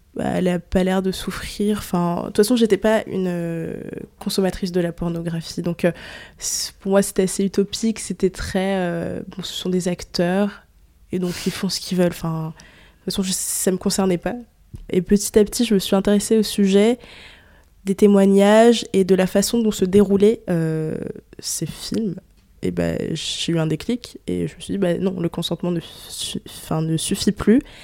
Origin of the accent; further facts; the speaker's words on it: France; je suis née en France